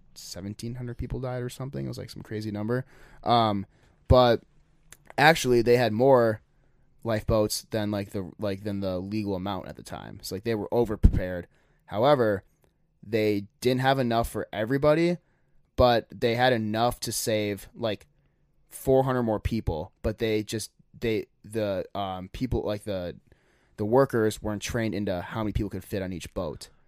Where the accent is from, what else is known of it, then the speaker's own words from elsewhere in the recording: United States; we're from America